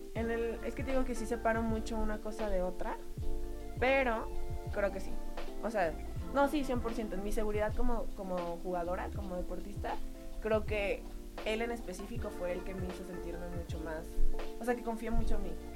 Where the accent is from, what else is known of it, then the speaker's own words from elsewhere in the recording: Jalisco, Mexico; moved away; also born or lived in Querétaro; era parte de la selección de mi estado, vengo de Jalisco.